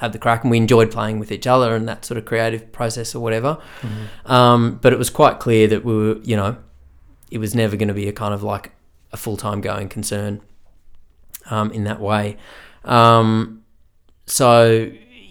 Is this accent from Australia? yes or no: yes; Australia; also born or lived in Ireland; an Aussie who played Irish music